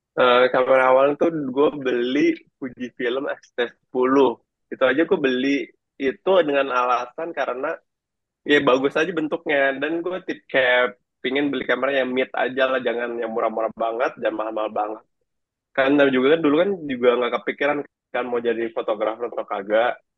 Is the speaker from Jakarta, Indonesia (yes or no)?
yes; Jakarta, Indonesia; Itu uh, Jakarta Barat. Gue pada dasarnya orang Bali, cuma gue dari lahir di Jakarta. Jadi ya bisa juga dibilang gue orang Jakarta